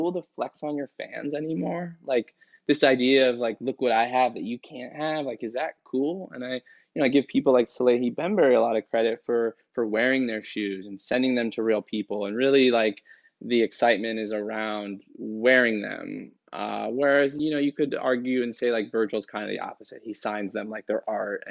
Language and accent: English; San Francisco, California, United States; I grew up in San Francisco